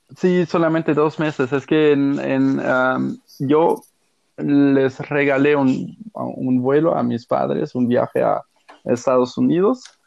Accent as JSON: {"language": "Spanish", "country": "Germany", "also_born_or_lived": "Mexico / Australia / Portugal (ancestry)", "second_language": "Spanish", "said": "aquí en Alemania, bueno, soy alemán"}